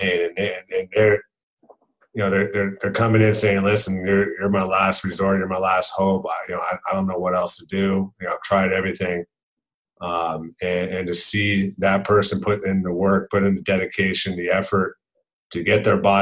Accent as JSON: {"language": "English", "town": "Lake Forest", "region": "California", "country": "United States", "tie": "born or raised there", "said": "I grew up in Lake Forest, California. It's in Orange County, California"}